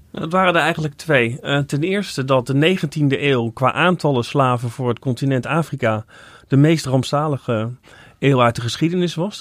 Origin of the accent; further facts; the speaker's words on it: Netherlands; als Nederlander